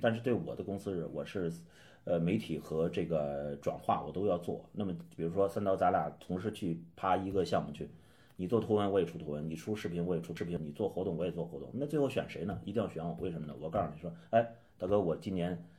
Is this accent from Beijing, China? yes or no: yes; Beijing, China; 我来自北京